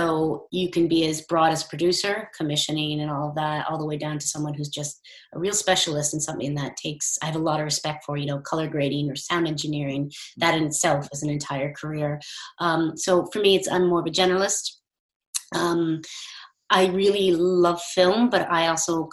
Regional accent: United States; moved away as an adult; also born or lived in St Andrews, Scotland; now in United Kingdom; As you can tell from my accent, I'm from the States and I came over here for my undergrad

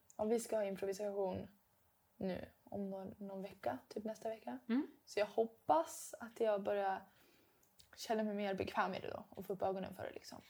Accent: Dalarna County, Sweden; accent: dalmål; moved away as an adult; now in Stockholm, Sweden; Det känns som jag pratar mer dalmål nu än vad jag gjorde hemma. Men det kanske ja. är för att nu är jag den enda som pratar dalmål

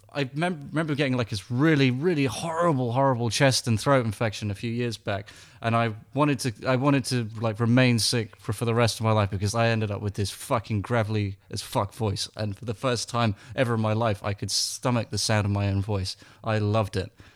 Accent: England, United Kingdom; I'm English

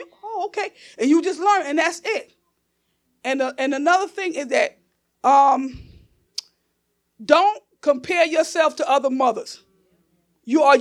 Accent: Newark, New Jersey, United States; I'm still that girl from Newark. Okay. South Ward, Chancellor Avenue.

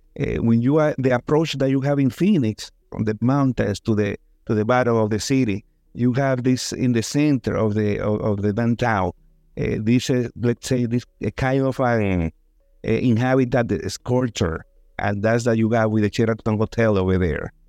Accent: Dominican Republic; also born or lived in New York, United States; I was born in New York by accident, but I grew up in Dominican Republic

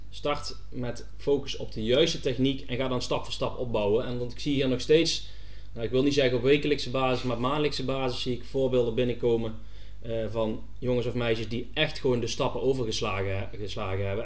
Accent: North Brabant, Netherlands; ik blijf toch een Brabander, dus eh, een hapje en een drankje en carnaval, dat zit wel in het bloed

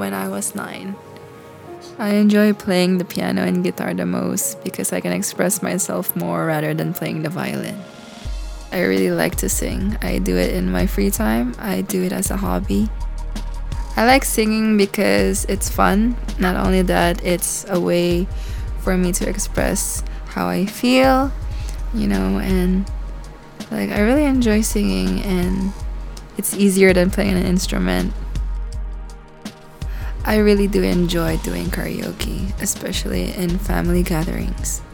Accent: Macau; I'm from Macau. My parents are originally from Philippines, but they migrated to Macau to work.

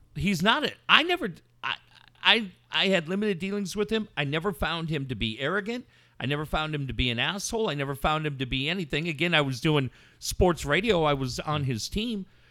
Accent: Cardiff, California, United States; I grew up in Cardiff

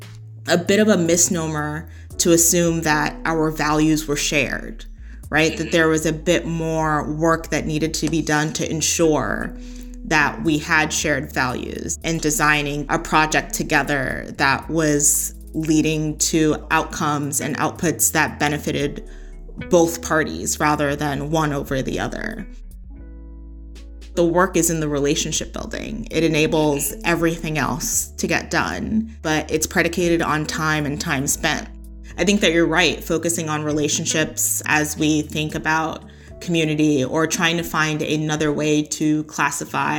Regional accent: New York, United States; moved away as an adult; now in Philadelphia, United States; while I am a Black woman in Philadelphia, I am not a Black Philadelphian. I grew up in New York

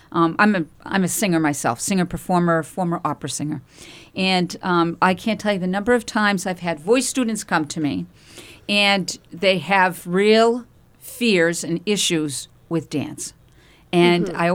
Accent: Andover, Massachusetts, United States; Oh my gosh, I grew up in Andover, Massachusetts.

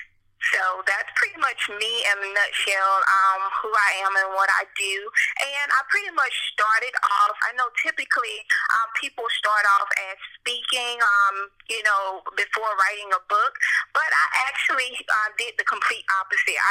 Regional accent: Lowndes County, Alabama, United States; also born or lived in Montgomery, Alabama; now in Nashville, United States; I currently live in Nashville, and I'm from Lowndes County, Alabama. It's a small country town

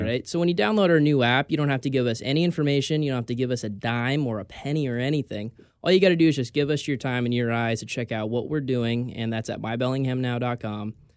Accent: California, United States; now in Bellingham, United States; I'm from California

